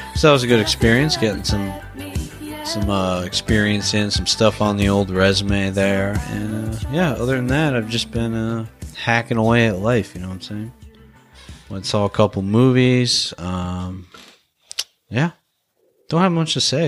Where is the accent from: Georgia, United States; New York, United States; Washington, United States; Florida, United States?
Florida, United States; moved away; I'm from Florida